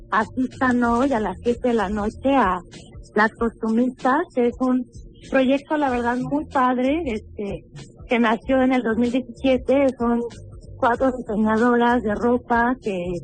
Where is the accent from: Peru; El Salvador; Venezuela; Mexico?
Mexico; Patamba, Michoacán; yo soy originaria de Patamba, Michoacán